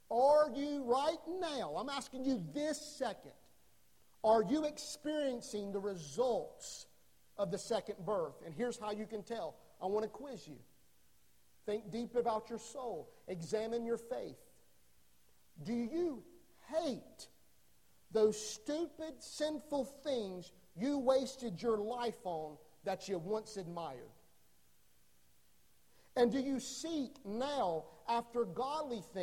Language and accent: English; North Carolina, United States; I grew up in North Carolina.